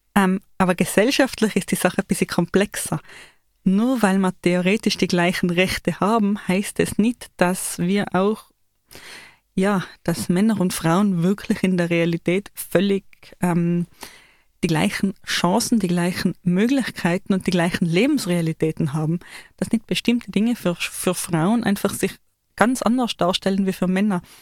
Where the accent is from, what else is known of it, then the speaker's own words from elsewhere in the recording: Tyrol, Austria; wir Tiroler